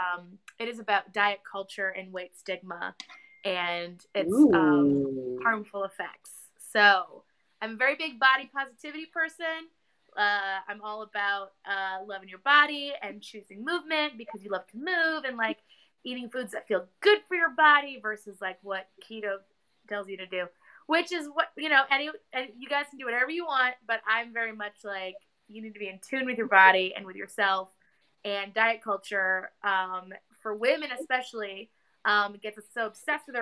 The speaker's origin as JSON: {"language": "English", "region": "Minnesota", "country": "United States", "tie": "born or raised there", "also_born_or_lived": "Boston", "moved": "yes", "said": "I'm from Minnesota"}